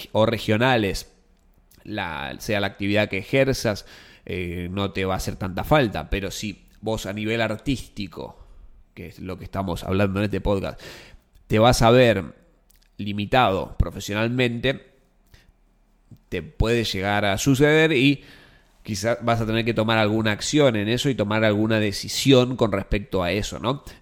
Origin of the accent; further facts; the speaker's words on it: Tigre, Buenos Aires Province, Argentina; now in Buenos Aires, Argentina; yo lo hice, me mudé de Tigre a la ciudad